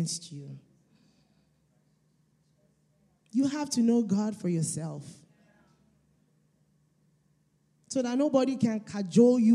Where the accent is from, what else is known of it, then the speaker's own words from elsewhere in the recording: Nigeria; I'm Nigerian